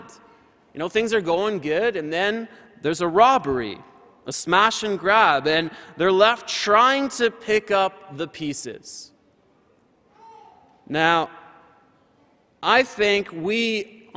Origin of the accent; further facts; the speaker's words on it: Windsor, Ontario, Canada; Windsor, Ontario. That's my hometown, where I'm from.